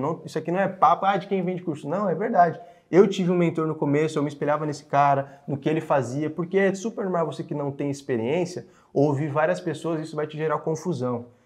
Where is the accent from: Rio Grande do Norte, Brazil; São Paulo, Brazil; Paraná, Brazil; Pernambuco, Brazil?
São Paulo, Brazil; Franco da Rocha; eu nasci em Franco da Rocha, lá na periferia mesmo